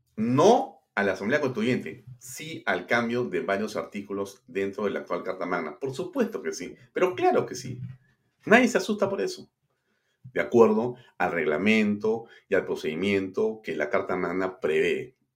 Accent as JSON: {"language": "Spanish", "country": "Peru", "said": "los que somos peruanos"}